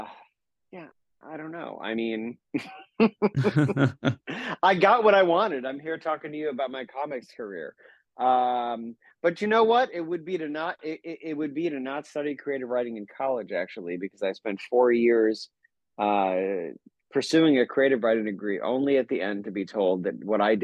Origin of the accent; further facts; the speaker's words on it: Central New York, United States; I'm from Central New York